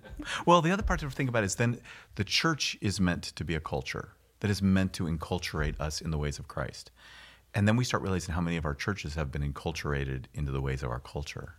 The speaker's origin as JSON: {"language": "English", "region": "California", "country": "United States", "lives_now": "Pasadena, United States", "said": "I'm from California"}